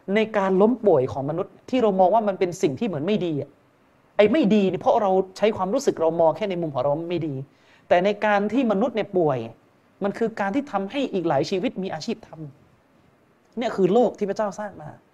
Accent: Yala, Thailand; ผมผมเองก็เป็นคนยะลา

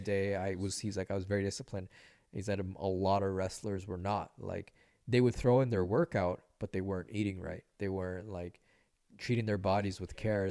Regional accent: Vancouver, British Columbia, Canada; also born or lived in Nicaragua / Los Angeles; growing up in East

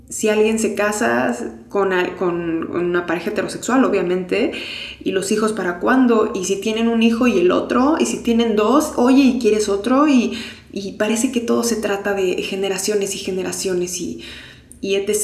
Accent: Mexico; moved away as an adult; now in Mexico City, Mexico; Soy una persona que creció en provincia, nací aquí en la Ciudad de México y crecí en provincia

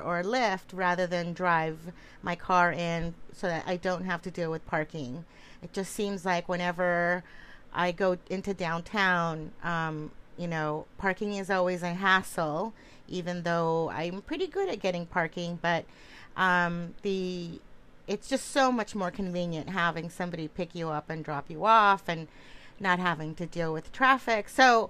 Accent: California, United States; now in Connecticut, United States; I'm originally from California

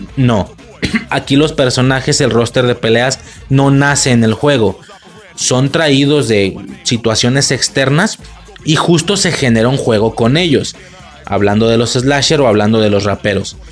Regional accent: Mexico; moved away; also born or lived in Spain

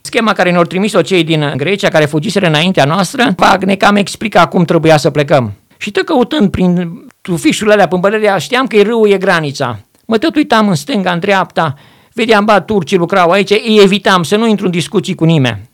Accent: Arad, Arad County, Romania; moved away as an adult; de unde sunt eu? Zic, din Arad

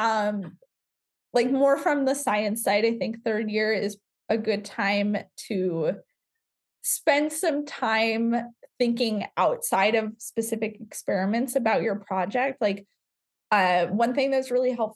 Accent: Southern California, United States; Growing up in Southern California

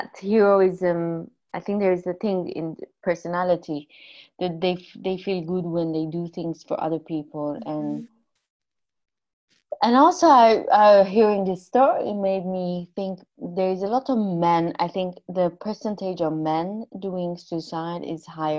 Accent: Iran; moved away; also born or lived in United States; I'm Armenian from Iran

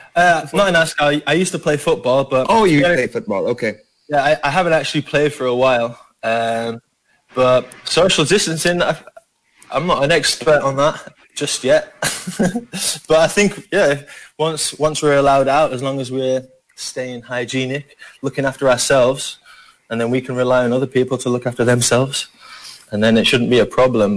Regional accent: Yorkshire and the Humber, United Kingdom; accent: Yorkshire; now in Philippines; I'm from Yorkshire

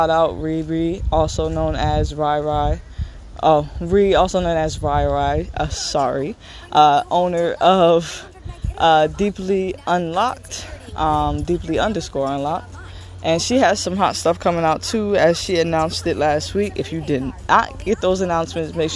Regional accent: New Jersey, United States; also born or lived in Pennsylvania; I am from New Jersey, and I go back and forth from New Jersey to Pennsylvania

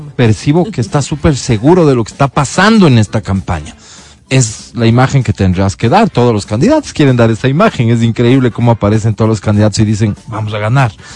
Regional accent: Quito, Pichincha, Ecuador; como quiteño

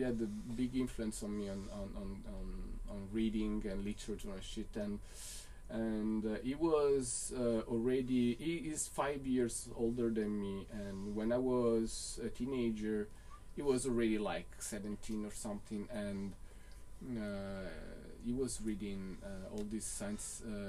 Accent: Naples, Campania, Italy; English is a second language; From Napoli, Italia.

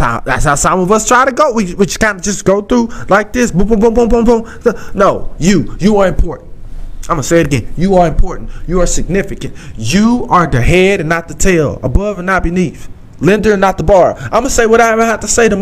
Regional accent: Southeast Texas, United States; accent: country grammar; I'm from Southeast Texas, and I talk that talk

